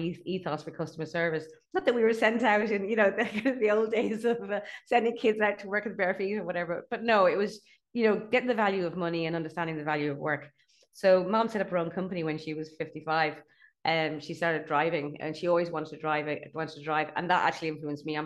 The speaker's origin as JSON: {"language": "English", "town": "Newcastle", "region": "Leinster", "country": "Ireland", "tie": "born or raised there", "also_born_or_lived": "Carlow", "moved": "as an adult", "lives_now": "Cork, Ireland", "said": "I live in Cork. I have a house in Cork now. Yeah, no, I grew up in Dublin"}